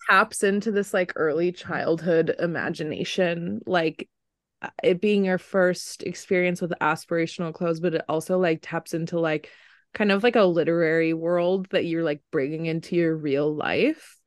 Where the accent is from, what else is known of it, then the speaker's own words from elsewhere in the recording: Wisconsin, United States; moved away; growing up in Wisconsin